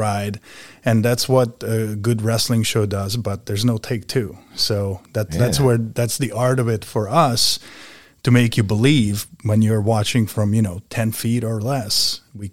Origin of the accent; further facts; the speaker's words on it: Budapest, Hungary; moved away; I grew up in Budapest, Hungary